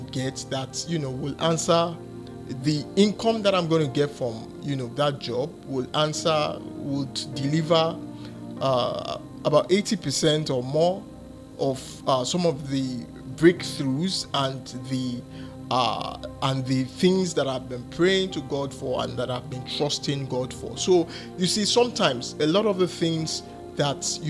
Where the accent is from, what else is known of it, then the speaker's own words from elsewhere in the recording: Nigeria; I come from Nigeria and I reside in Nigeria